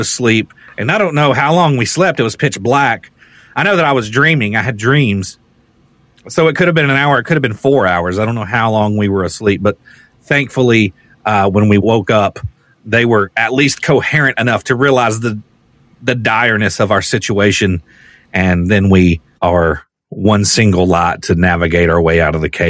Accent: Rockcastle County, Kentucky, United States; my hometown

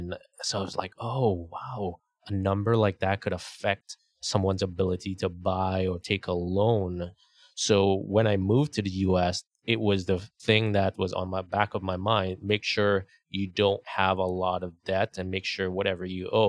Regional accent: Trinidad & Tobago; moved away as an adult; now in United States; I grew up in Trinidad.

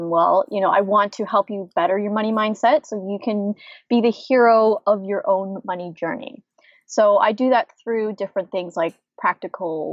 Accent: Canada; moved away as an adult; now in United States; I'm originally from Canada and my husband's from the US. And so when I first moved to the US

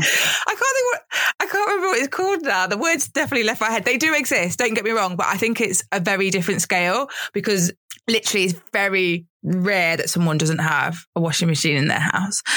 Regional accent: United Kingdom; as a British person

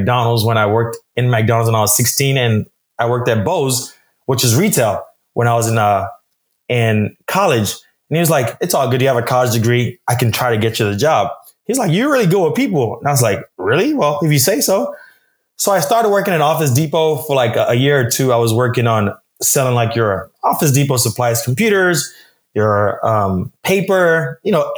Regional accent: Nigeria; I'm Nigerian. My parents are Nigerians as well.

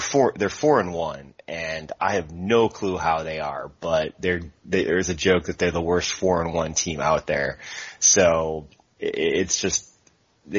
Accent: Chicago, Illinois, United States; now in North Carolina, United States; I'm originally from the Chicago area, currently live in North Carolina now

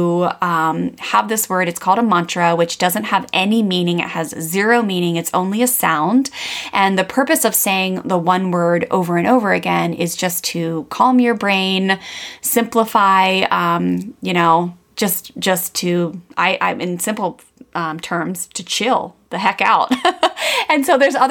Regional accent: Maryland, United States; I grew up in Maryland, … and I both did, on the East Coast of the United States, very close to Washington, DC

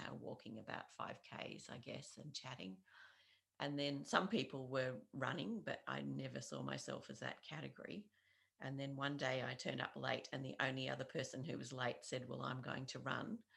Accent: Launceston, Tasmania, Australia; I am uh, more or less from Launceston. I've been living here for the last 21 years mm-hmm. and also some considerable time before that.

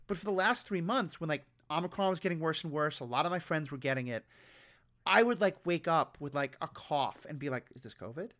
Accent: New York City, New York, United States; I grew up on Manhattan in New York City

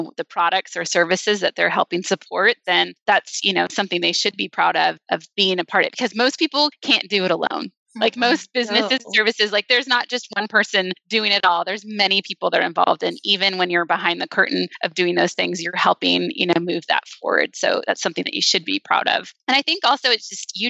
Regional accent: United States; moved away as an adult; also born or lived in Southern California / Las Vegas, Nevada; now in Nashville, United States; I'm originally from the West Coast. So I grew up in Southern California in Las Vegas. And we moved to Nashville 10 years ago

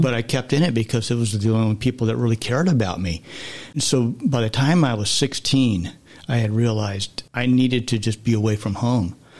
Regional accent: Southern California, United States; growing up in Southern California

